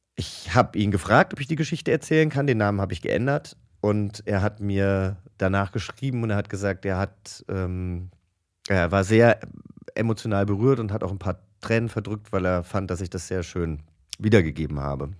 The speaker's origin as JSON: {"language": "German", "town": "Langgöns", "region": "Hesse", "country": "Germany", "tie": "born or raised there", "said": "mein Heimatdorf Langgöns"}